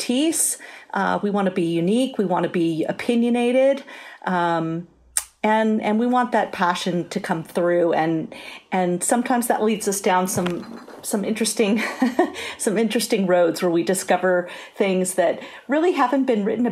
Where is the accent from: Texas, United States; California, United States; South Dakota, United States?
California, United States; San Francisco Bay Area; I grew up in the San Francisco Bay Area, and I think that was a great advantage to me because it's such an incredible food culture here